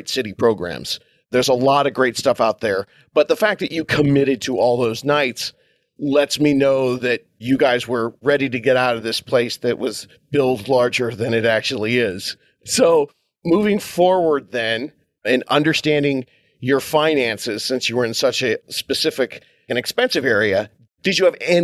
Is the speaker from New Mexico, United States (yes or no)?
no; Southern California, United States; I'm from Southern California